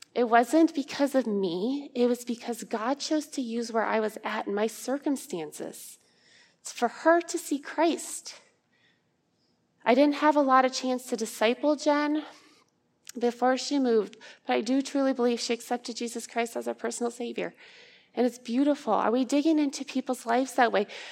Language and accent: English; Ankeny, Iowa, United States; I'm from Ankeny, Iowa